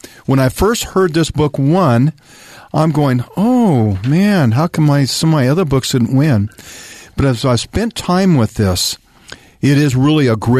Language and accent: English; Arizona, United States; growing up in Arizona, we were not far from the Pima Reservation in Mesa area.